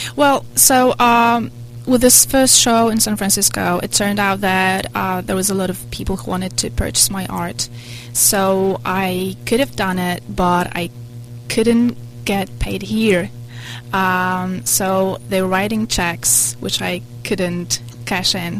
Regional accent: Poland; now in United States; I come from Poland and I was raised in a communist country

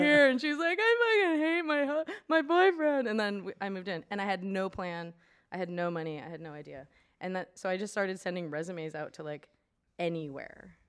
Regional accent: Maine, United States; I'm from Maine.

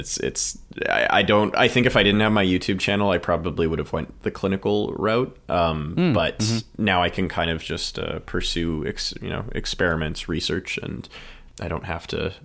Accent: Canada; Canadians in a way, because we kind of lack that that sort of patriotism

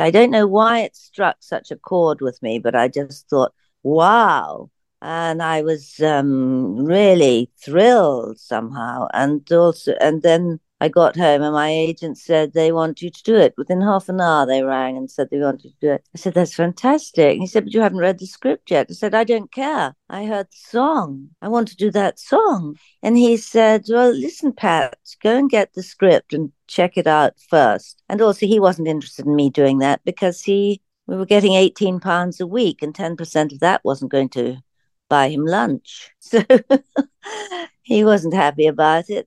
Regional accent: England, United Kingdom; I come from England

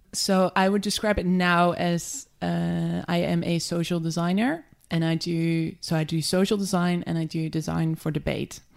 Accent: just outside of Amsterdam, North Holland, Netherlands; moved away as an adult; also born or lived in London; I grew up just outside of Amsterdam

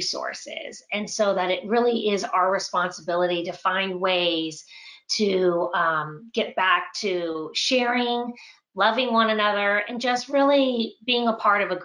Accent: Winter Park, Florida, United States; I grew up here in Winter Park, and I am the youngest of five

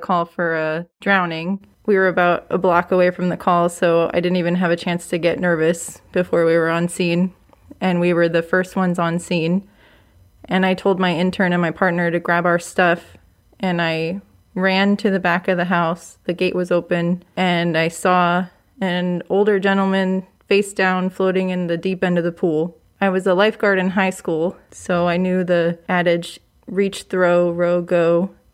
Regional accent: Los Angeles County, California, United States; moved away as an adult; also born or lived in Kern County; now in Fresno, United States; From L A County.

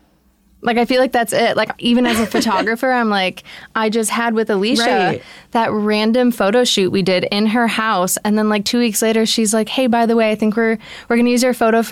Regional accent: Detroit, Michigan, United States; Shout out the Midwest. I'm from Detroit. Let's go.

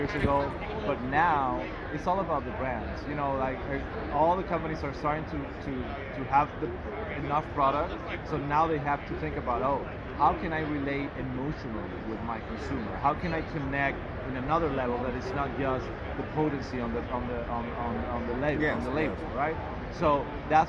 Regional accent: Venezuela; moved away as an adult; now in Miami, United States; I'm originally from Venezuela, so I was living there until 2014

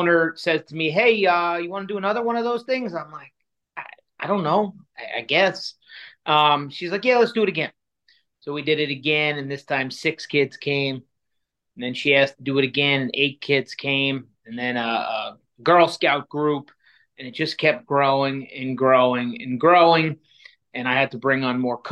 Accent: New York City, New York, United States; moved away as an adult; now in Chicago, United States; I grew up in Queens, New York, which is one of the five boroughs. And I was I lived there until I was 27 years old.

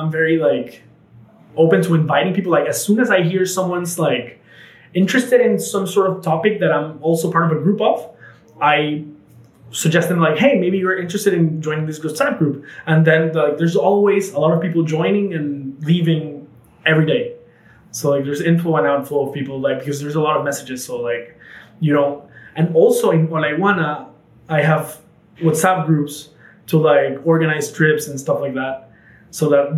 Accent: Panama; we grew up in Panama together

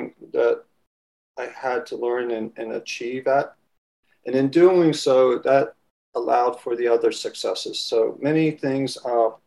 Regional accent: Washington, District of Columbia, United States; accent: Washington, D.C. accent; Loved the city, and was born and raised in Washington, D.C. So if I pronounce it in a strange way, it's that Washington, D.C. accent

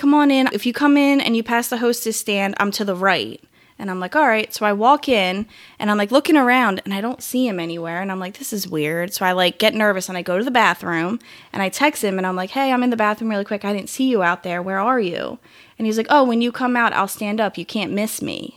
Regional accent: Philadelphia, Pennsylvania, United States; moved away as an adult; I'm from the Philly area, and I moved down here to go to school

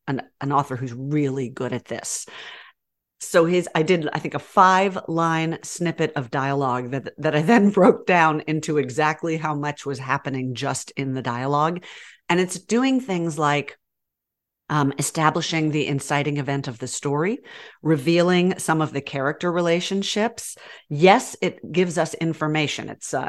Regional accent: Texas, United States; also born or lived in Birmingham; Y'all know I grew up in Texas, but then I was transplanted to Birmingham.

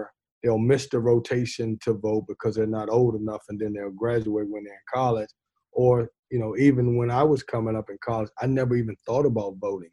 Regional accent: Lynchburg, Virginia, United States; now in Raleigh, United States; I grew up in Virginia

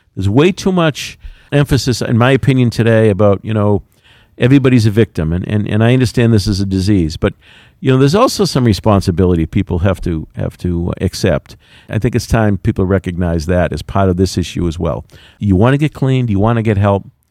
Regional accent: Quincy, Massachusetts, United States; I'm proud to say I'm from Quincy

